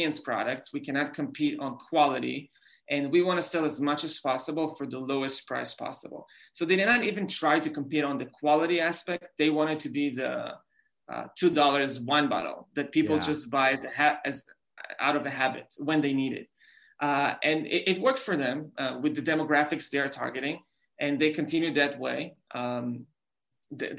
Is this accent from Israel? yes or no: yes; Israel; English is a second language; moved away as an adult; also born or lived in New York City; I grew up in Israel